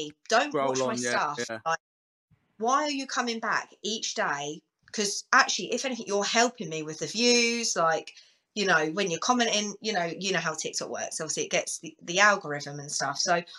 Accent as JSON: {"language": "English", "town": "Luton", "region": "East of England", "country": "United Kingdom", "said": "I'm from Luton."}